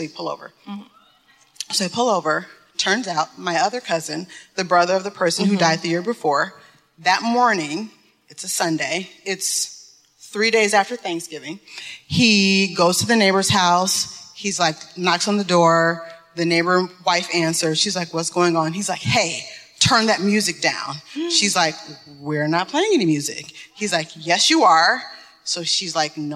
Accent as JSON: {"language": "English", "town": "Detroit", "region": "Michigan", "country": "United States", "said": "I'm from Detroit."}